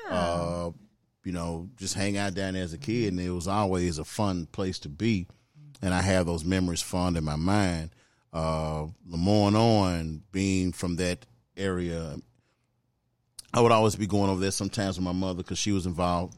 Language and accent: English; Memphis, Tennessee, United States; South Memphis, baby. Born and bred, Prospect Park